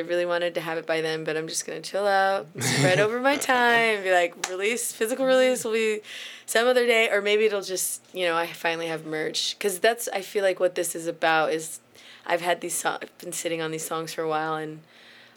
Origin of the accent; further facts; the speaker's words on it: Austin, Texas, United States; I was born and raised in Austin